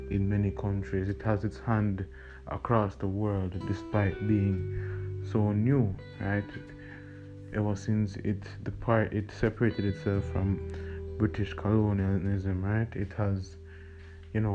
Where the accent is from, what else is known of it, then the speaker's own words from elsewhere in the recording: Jamaica; growing up in Jamaica